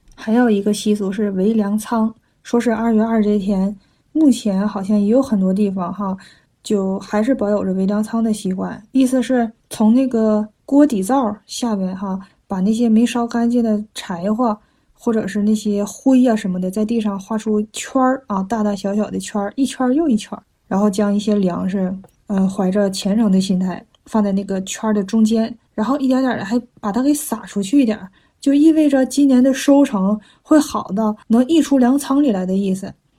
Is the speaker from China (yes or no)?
yes; China; now in Tokyo, Japan; 我们中国人也一直有被称为是龙的传人嘛